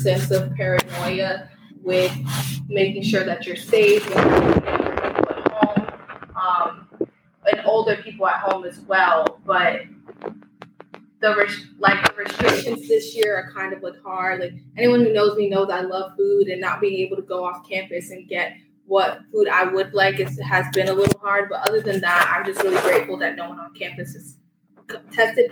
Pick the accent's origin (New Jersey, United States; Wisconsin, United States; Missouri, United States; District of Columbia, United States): New Jersey, United States; Newark; I'm from Newark, New Jersey.